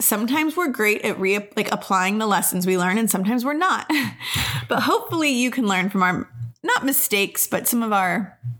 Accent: United States; also born or lived in Colorado; I am from Albuquerque or Texas as well.

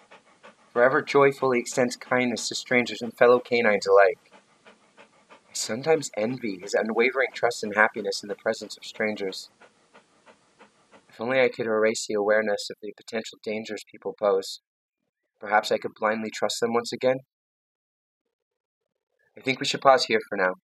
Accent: London, Ontario, Canada; I was born on March 17, 1980, at 7:21 a.m. in a small hospital in London, Ontario.

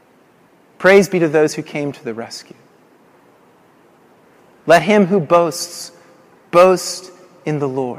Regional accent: Colorado Springs, Colorado, United States; moved away; in Colorado Springs, which is my hometown

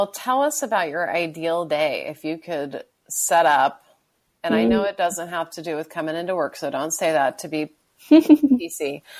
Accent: Bakersfield, California, United States; also born or lived in San Luis Obispo, California; now in La Jolla, United States; I was born in San Luis Obispo. Uh-huh. So I was born near the water, but when I was 5, my family moved to Bakersfield. So we moved inland.

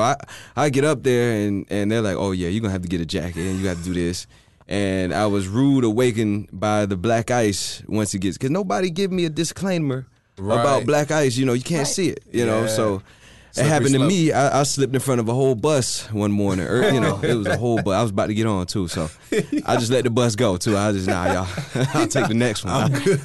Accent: Tampa, Florida, United States; I'm from Central Florida. So one thing about me, I grew up in the nature. So, you know, I've always grew up like in the woods doing all that type of stuff.

